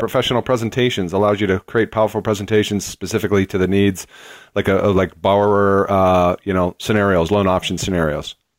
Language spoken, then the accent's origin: English; Boston, Massachusetts, United States; Boston, which is my hometown